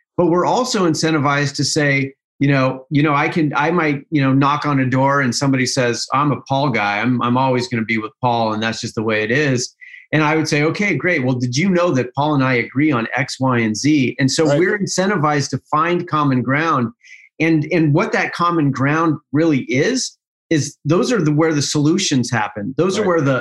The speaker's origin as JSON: {"language": "English", "region": "Utah", "country": "United States", "said": "my home state of Utah"}